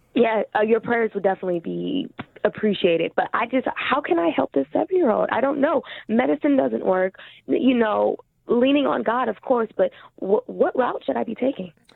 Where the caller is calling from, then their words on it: California, United States; I am calling from California